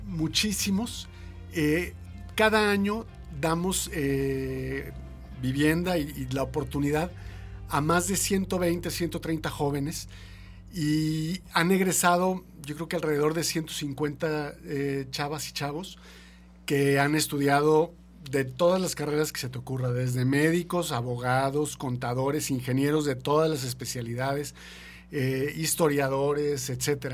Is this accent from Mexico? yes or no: yes; Mexico; como mexicanos